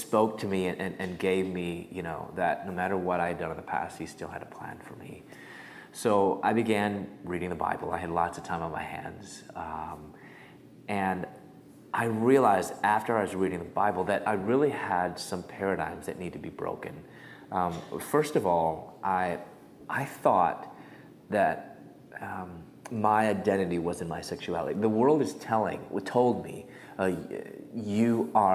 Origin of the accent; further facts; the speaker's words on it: Chicago, Illinois, United States; moved away as an adult; also born or lived in Louisville, Kentucky / Atlanta, Georgia; I'm from Chicago. I moved to Louisville, Kentucky.